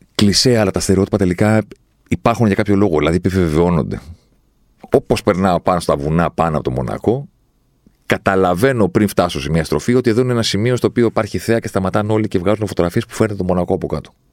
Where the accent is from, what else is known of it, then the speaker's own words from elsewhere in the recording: Athens, Attica, Greece; εγώ είμαι από την Αθήνα